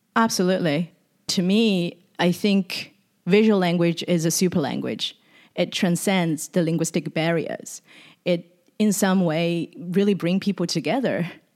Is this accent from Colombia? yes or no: no; Shanghai, China; also born or lived in Sydney, Australia; now in San Francisco, United States; visiting Shanghai, which is my hometown, in two thousand seventeen